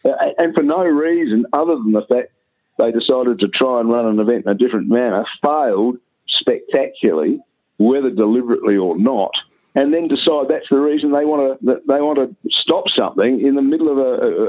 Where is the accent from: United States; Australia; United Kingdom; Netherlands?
Australia; Adelaide, South Australia; born there; also born or lived in Melbourne / Brisbane / Perth; But I was born in Adelaide, and, I mean, Adelaide has been known as a bit of a sleepy village